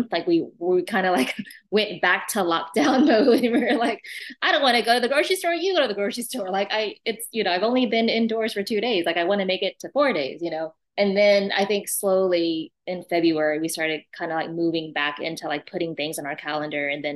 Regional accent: Austin, Texas, United States; also born or lived in refugee camp (Cambodia/Thailand border area) / Japan / New York; born in a refugee camp, lived in Austin since 82

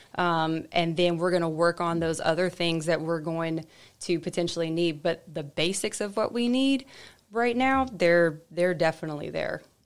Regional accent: United States; moved away; I grew up in Murray County, and so I knew I always wanted to come back

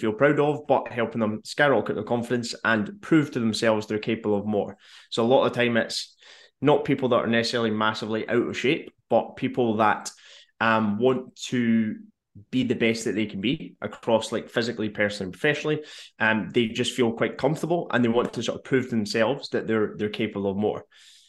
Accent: Tobermory, Scotland, United Kingdom; I am originally from Ballamory. So, if you've ever seen the kids' TV program Ballamory, that's where I'm from.

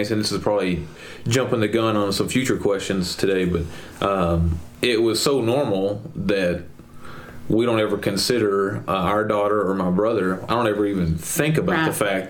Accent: Mount Pleasant, Texas, United States; I grew up in Mount Pleasant, Texas

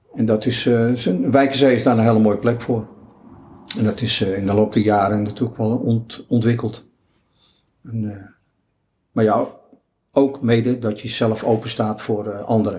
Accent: Netherlands; We zijn natuurlijk uit Nederland met onze eigen cultuur, met onze eigen achtergrond

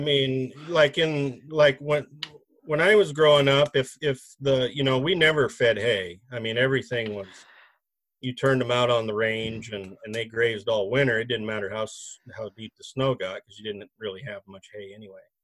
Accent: Nebraska, United States; now in Grand Rapids, Minnesota, United States; I am originally from Nebraska

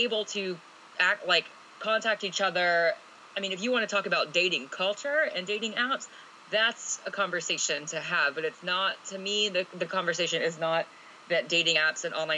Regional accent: Alabama, United States; I grew up in Alabama

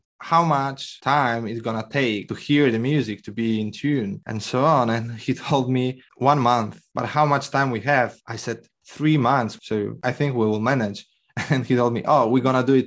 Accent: Poland; I'm from Poland

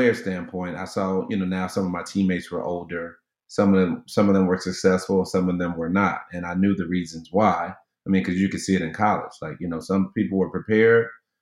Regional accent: Midwest, United States; moved away; even though I'm from the Midwest, I speak slower

